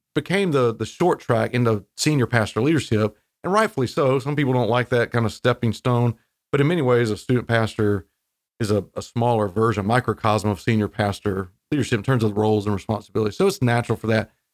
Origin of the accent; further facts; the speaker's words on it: Wilmington, North Carolina, United States; also born or lived in Raleigh, North Carolina; I grew up in North Carolina, so I'm from the coast, down Wilmington